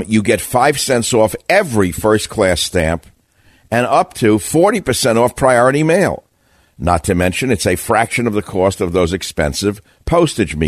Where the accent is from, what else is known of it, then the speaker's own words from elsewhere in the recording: New York, United States; now in San Francisco, United States; I grew up in New York